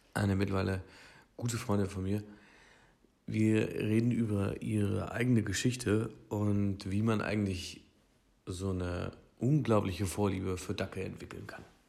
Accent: Hildburghausen, Thuringia, Germany; moved away; ich bin in Thüringen aufgewachsen, in Hildburghausen

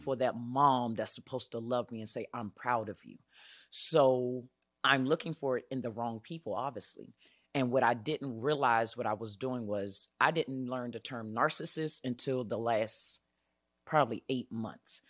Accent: Washington, District of Columbia, United States; moved away as an adult; now in Arizona, United States; I'm originally from Washington, D C

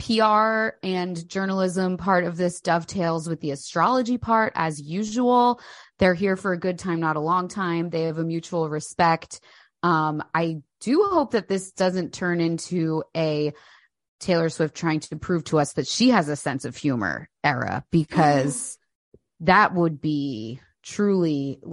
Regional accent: United Kingdom; I'm British.

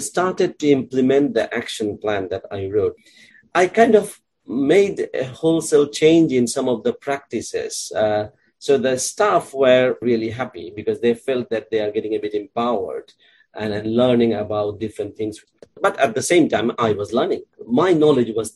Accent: Bangladesh; moved away as an adult; also born or lived in Dhaka; now in United Kingdom; So I grew up in Bangladesh in different districts because my father was a government officer and we used to move from one city to another.

